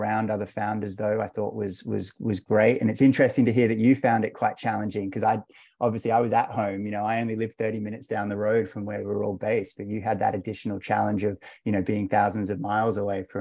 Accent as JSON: {"language": "English", "country": "Australia", "also_born_or_lived": "London", "said": "And now we're both back down here in Australia. So I moved from London a couple of years ago, so I'm in Melbourne now"}